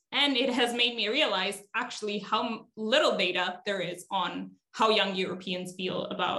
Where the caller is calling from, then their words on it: Aosta Valley, Italy; So I'm joining from Italy, technically Dublin, but physically in Italy at the moment. At the moment, I'm based in the northern part of Italy, in the Alps, in a small region at the border with France and Switzerland.